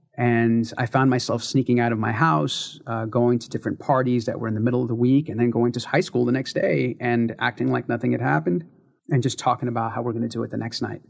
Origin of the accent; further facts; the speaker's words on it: San Francisco, California, United States; I was born in San Francisco, California in nineteen seventy-five. Started my life in the Mission District